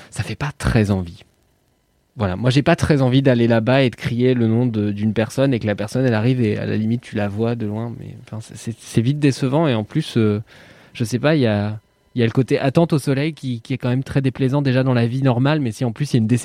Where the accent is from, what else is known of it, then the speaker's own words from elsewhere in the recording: Walloon Brabant, Belgium; De mon côté, je viens du Brabant wallon. Les, les Français disent donc souvent que je n'ai pas d'accent.